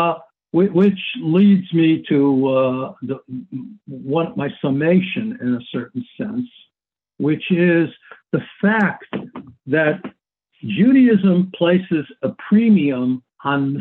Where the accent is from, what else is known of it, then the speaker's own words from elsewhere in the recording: United States; as an American, and I guess I can call myself an American